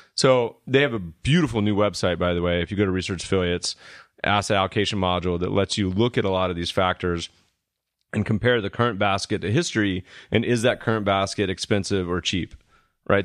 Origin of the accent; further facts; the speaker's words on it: the South, United States; we're from the South